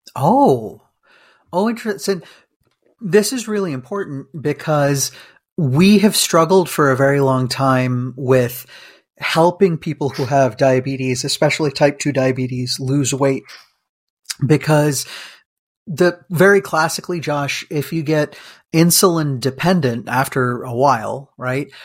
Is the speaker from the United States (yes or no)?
no; India; moved away; We, we're Indian, Uh, but, like, from India